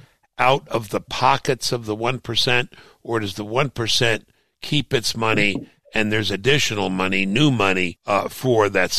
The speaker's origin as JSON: {"language": "English", "region": "New York", "country": "United States", "tie": "born or raised there", "moved": "yes", "said": "I grew up in Brooklyn, which is, you know, not what most people think of as New York"}